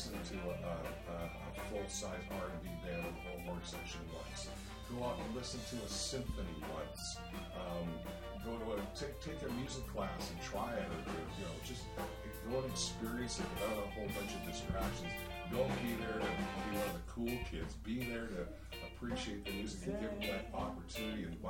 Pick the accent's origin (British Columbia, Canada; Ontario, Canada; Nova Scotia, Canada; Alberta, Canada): British Columbia, Canada; Victoria; I'm born and raised on the Cline, Victoria.